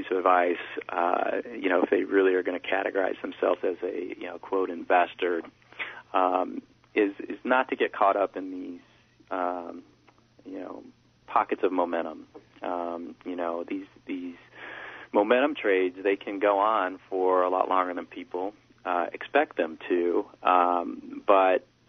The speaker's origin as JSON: {"language": "English", "country": "United States", "said": "being an American"}